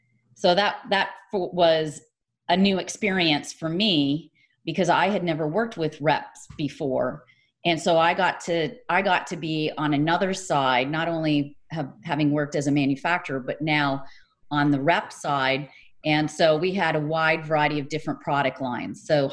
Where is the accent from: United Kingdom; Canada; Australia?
Canada; Ontario; now in San Jose, United States; So I came from Canada, from Ontario, Canada, and I've worked remotely ever since. So that was back in 97.